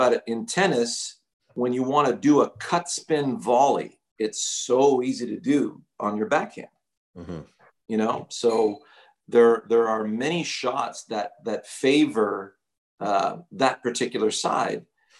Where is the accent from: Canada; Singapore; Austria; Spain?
Canada; Montreal, Quebec; born or raised there